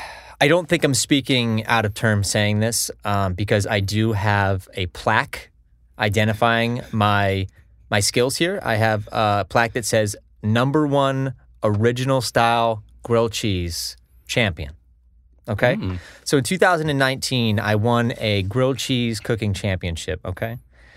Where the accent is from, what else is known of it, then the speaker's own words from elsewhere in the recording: Connecticut, United States; also born or lived in Long Island; And I grew up in Connecticut.